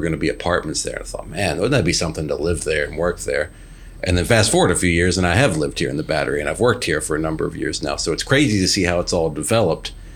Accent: Virginia, United States; moved away as an adult; now in Atlanta, United States; I was still living in my home state of Virginia at the time

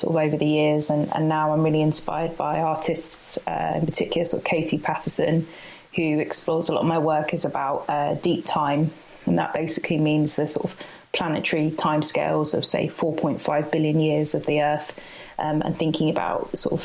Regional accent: Peterborough, East of England, United Kingdom; now in Norwich, United Kingdom; I'm based in Norwich, but I grew up in Peterborough

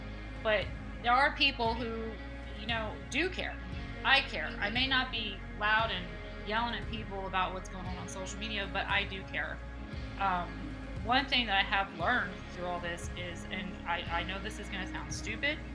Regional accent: Reading, Pennsylvania, United States; moved away as an adult; now in Myrtle Beach, United States; I was born and raised in Reading, Pennsylvania, which is 55 miles west of Philadelphia

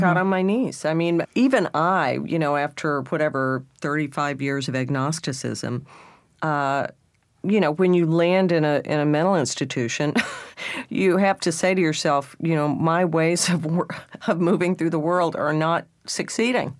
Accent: Texas, United States; being a Texan and then a redneck

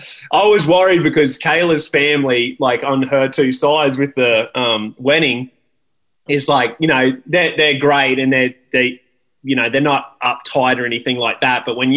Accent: Australia; accent: Aussie; moved away as an adult; now in United States; I don't think I've lost my accent. Like I go to Australia and no one gives me a hard time, and I've had to make sure I don't, because my mates would give me hell if I lost my accent.

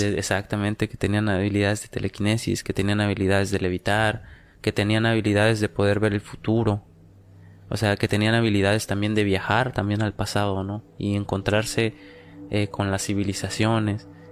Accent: Oaxaca, Mexico; Nosotros que venimos pues de Oaxaca

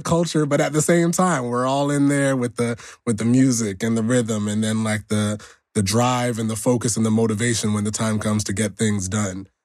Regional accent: Nigeria; I'm Nigerian

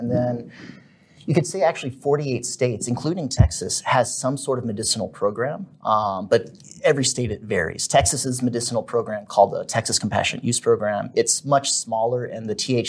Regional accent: Germany; born there; So I was born in Germany, and I'm half German, and that provided the opportunity for me to do some business in Germany.

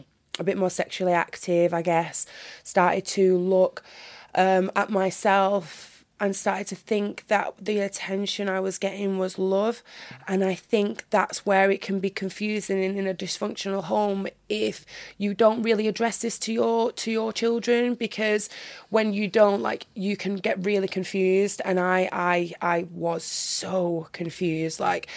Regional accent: North West England, United Kingdom; accent: northern; now in Birmingham, United Kingdom; But luckily, I've still kept my northern accent. I'm very, very happy about that, considering I live in Birmingham now.

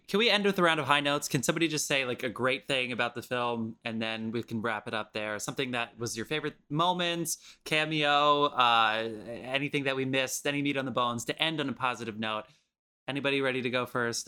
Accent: New Jersey, United States; I'm from New Jersey.

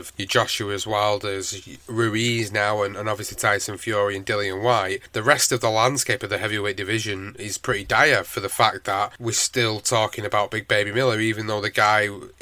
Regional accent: United Kingdom; as a British fan

